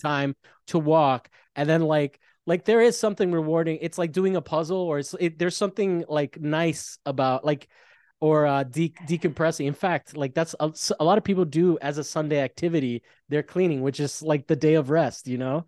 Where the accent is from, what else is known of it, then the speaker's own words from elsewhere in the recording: Italy; moved away; I grew up in Italy, and there was a huge pro, heroin problem